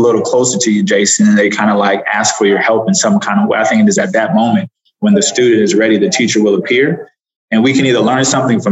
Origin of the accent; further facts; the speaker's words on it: Los Angeles, California, United States; moved away; also born or lived in Atlanta; I grew up in South Central Los Angeles